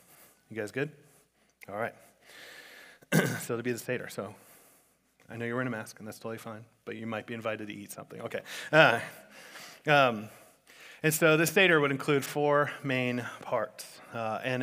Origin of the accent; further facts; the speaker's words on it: South Florida, United States; growing up in South Florida, I've been to like 1,000 bar mitzvahs and bat mitzvahs